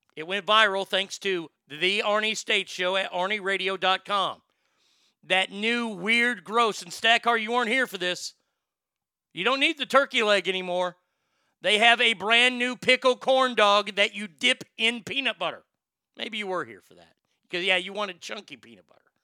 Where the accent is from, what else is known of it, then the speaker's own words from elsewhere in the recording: Texas, United States; I'm from Texas. I'm from the South.